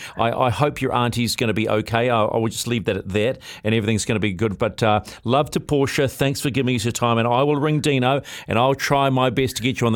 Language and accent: English; Waikato, New Zealand; I'm from Putarangu, so we are Waikato people.